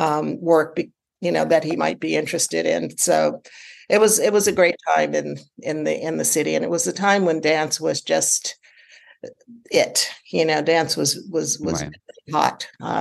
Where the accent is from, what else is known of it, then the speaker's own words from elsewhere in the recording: Washington, District of Columbia, United States; moved away; also born or lived in New York; I'm from Washington, D.C. originally.